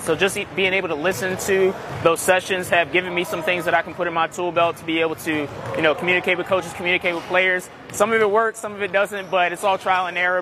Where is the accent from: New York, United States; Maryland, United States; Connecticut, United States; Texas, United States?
Maryland, United States; Upper Marlboro; I'm from Upper Marlboro, Maryland